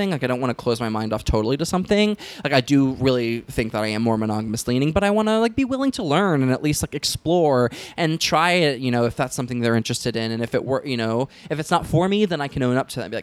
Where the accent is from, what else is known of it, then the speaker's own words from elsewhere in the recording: Southern United States, United States; I think that has a lot to do with growing up in the South, where it's like super huge heterosexual, you know, culture where everyone gets married at 19